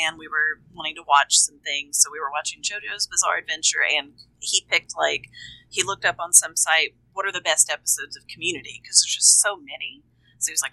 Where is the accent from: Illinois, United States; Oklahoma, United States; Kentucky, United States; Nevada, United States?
Kentucky, United States; now in Nashville, United States; I'm from Kentucky, and I live in Nashville, Tennessee now